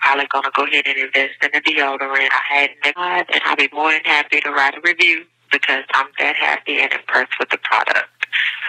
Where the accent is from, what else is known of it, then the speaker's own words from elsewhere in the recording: Houston, Texas, United States; I'm from Houston, Texas